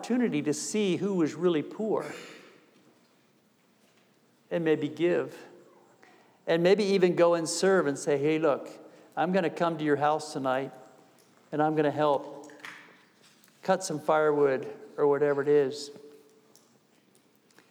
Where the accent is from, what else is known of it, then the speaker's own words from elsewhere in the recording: New York, United States; I'm from New York